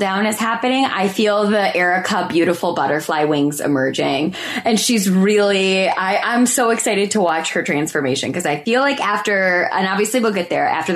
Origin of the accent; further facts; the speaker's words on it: United States; as an American, I don't need a passport or anything to go there.